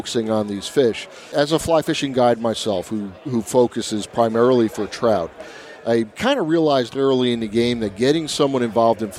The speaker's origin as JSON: {"language": "English", "town": "Irvington", "region": "New Jersey", "country": "United States", "tie": "born or raised there", "also_born_or_lived": "Monmouth County, New Jersey", "said": "I grew up right here in New Jersey, born and raised in New Jersey my whole life."}